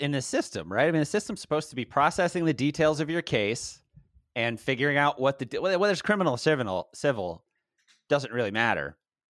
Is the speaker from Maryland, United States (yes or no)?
yes; Baltimore, Maryland, United States; now in Los Angeles, United States; I'm from Baltimore.